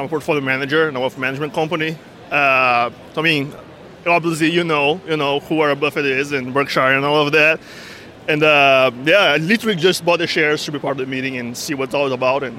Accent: Brazil; I'm from Brazil.

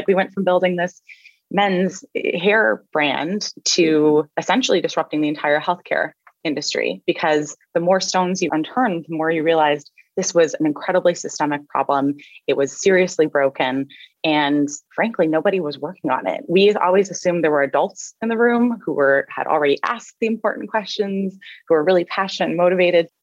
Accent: Canada; I'm Canadian. I was raised by a single mom

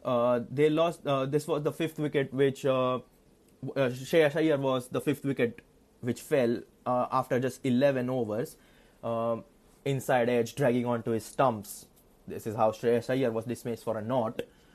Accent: India; that is something which is quite worrying for me as an Indian fan

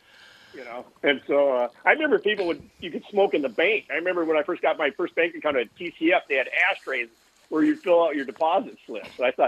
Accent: Fridley, Minnesota, United States; grew up in Fridley.

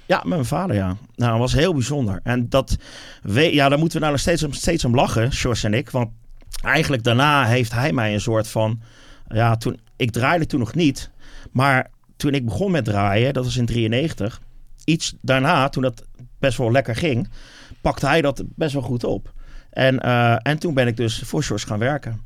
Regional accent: Wateringen, South Holland, Netherlands; Wateringen. Dat is mm. eigenlijk waar ik vandaan kom en waar ik eh, echt helemaal ben opgegroeid

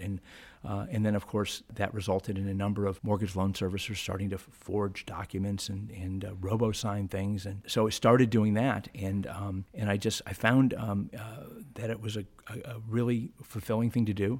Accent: Shaker Heights, Ohio, United States; also born or lived in Youngstown; growing up in Shaker

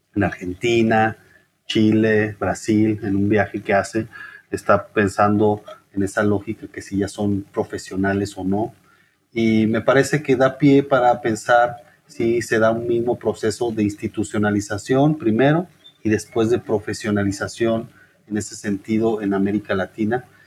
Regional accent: Chihuahua, Mexico; moved away as an adult; also born or lived in Guadalajara / Mexico City / Michoacán; now in Querétaro, Mexico; por lo menos en mi caso como norteño, quizás que el norteño es muy particular, ¿no? Esa idea de eh, la distancia, el distanciamiento hacia el centro del país. Entonces para mí salirme de Chihuahua

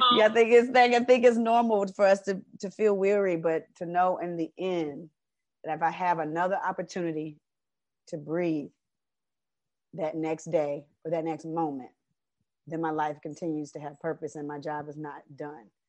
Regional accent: Decatur, Georgia, United States; also born or lived in Atlanta; I'm a, uh, originally from Atlanta, raised in Decatur, Georgia

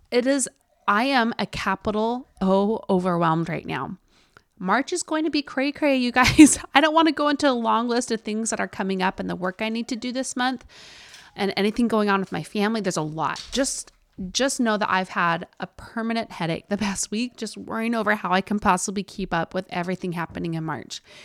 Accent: Utah, United States; accent: Utah; my Utah accent

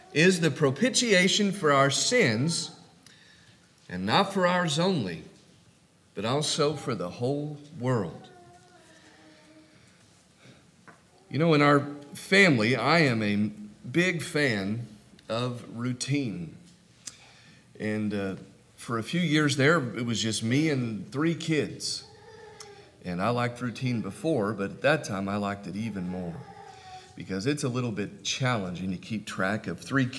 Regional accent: California, United States; moved away as an adult; now in Norman, United States; I'm from California and really still a Californian. I just happen to live in Oklahoma now.

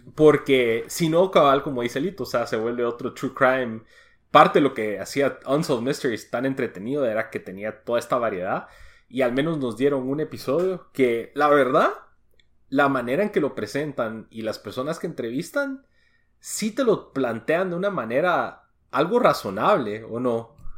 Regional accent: United States; yo crecí en Estados Unidos

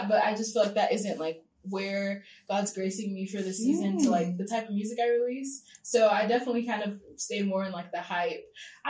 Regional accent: Arizona, United States; I'm from Arizona.

